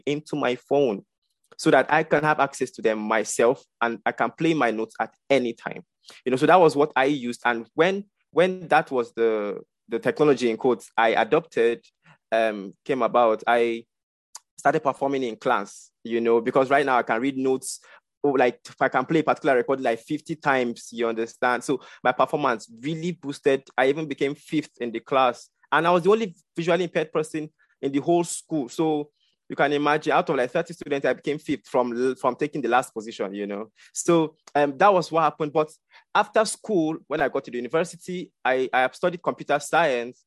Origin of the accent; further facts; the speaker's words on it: Kaduna State, Nigeria; I'm a Nigerian from the northern part of Nigeria, Kaduna State